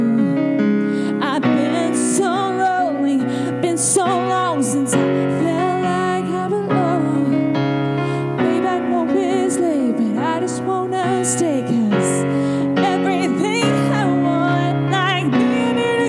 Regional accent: Kentucky, United States; moved away as an adult; I'm originally from Kentucky, and I moved down here to write songs and to sing

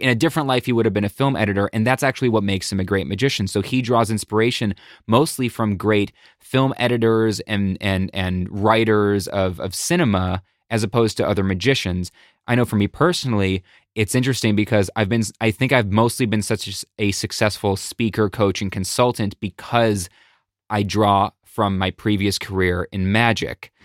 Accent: Buffalo, New York, United States; now in Connecticut, United States; I'm from Buffalo, New York, originally

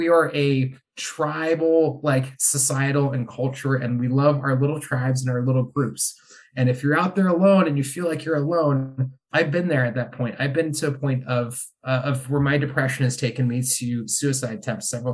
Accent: United States; moved away as an adult; now in Ireland; being an American living in Europe

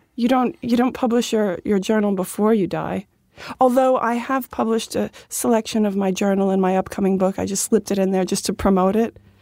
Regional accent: Dix Hills, New York, United States; born or raised there

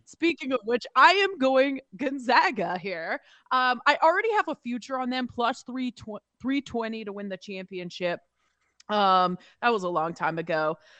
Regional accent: Pacific Northwest, United States; I grew up in the Pacific Northwest.

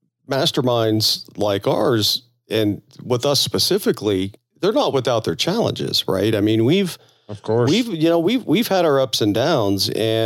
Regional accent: Florida, United States; moved away; I'm originally from Florida now, so I'm kind of from the South.

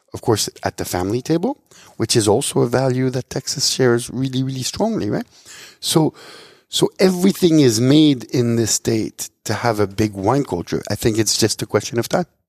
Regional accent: Switzerland; moved away as an adult; I was born and raised in Switzerland.

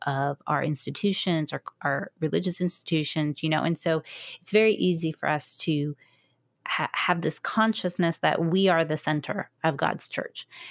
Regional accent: United States; an American evangelical

